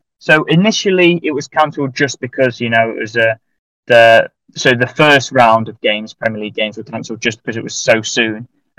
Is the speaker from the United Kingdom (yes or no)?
yes; United Kingdom; because I'm British